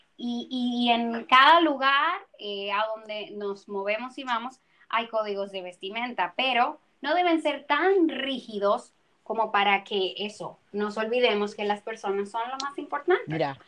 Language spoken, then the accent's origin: Spanish; Dominican Republic; yo tengo una queja aquí en República Dominicana y es que nosotros somos caribeños